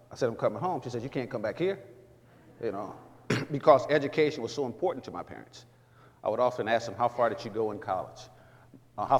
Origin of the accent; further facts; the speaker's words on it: Jackson, Mississippi, United States; moved away; I had grown up Southside. I was born in Jackson, Mississippi